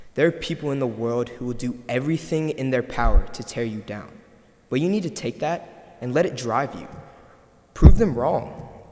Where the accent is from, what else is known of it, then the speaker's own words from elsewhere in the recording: San Antonio, Texas, United States; also born or lived in South Korea; I lived in San Antonio my entire life, yet I'm from Korea